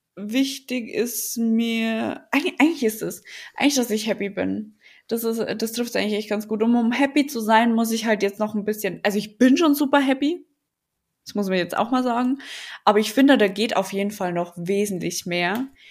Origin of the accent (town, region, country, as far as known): Lower Bavaria, Germany; accent: Bavarian dialect; now in Berlin, Germany